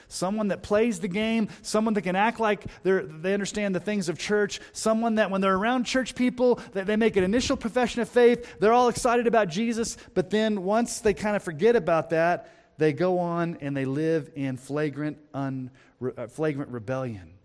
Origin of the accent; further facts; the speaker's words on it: United States; as an American Christian